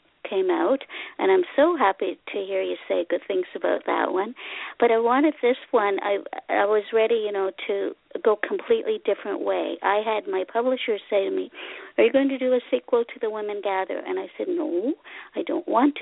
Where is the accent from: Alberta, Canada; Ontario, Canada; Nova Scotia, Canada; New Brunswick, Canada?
Ontario, Canada; Ottawa; English is a second language; also born or lived in Hungary; now in Cornwall, Canada; I came as a child from Hungary in gazillion years ago, and I lived in the capital city of Canada, Ottawa, for a good 40-some years